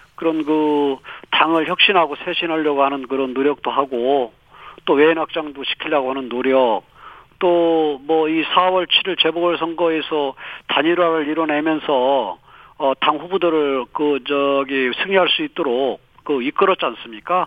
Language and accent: Korean; Chungcheong, South Korea; 지가 또 충청권 출신이 아니겠습니까